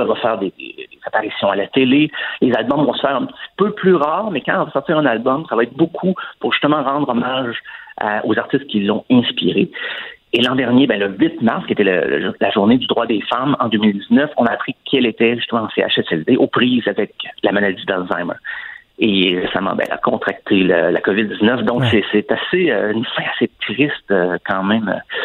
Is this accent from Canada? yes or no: yes; Saint-Claude, near Asbestos, Quebec, Canada; mon coin de pays, en fait, Saint-Claude, qui est juste à côté d'Asbestos.